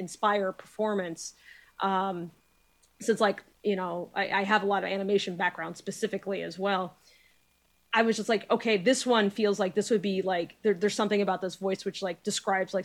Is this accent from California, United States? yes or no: no; New Hampshire, United States; I'm from New Hampshire, but like my mother's from down there